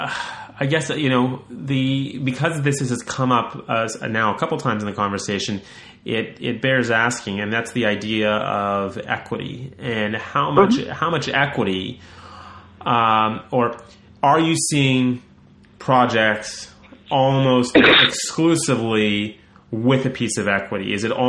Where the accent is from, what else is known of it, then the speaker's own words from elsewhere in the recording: Canada; I'm Canadian. I should be pumping up the Canadian thing